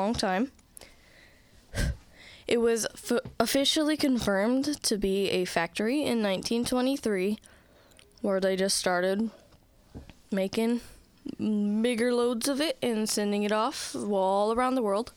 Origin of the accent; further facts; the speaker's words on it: Tacoma, Washington, United States; we are from Tacoma, Washington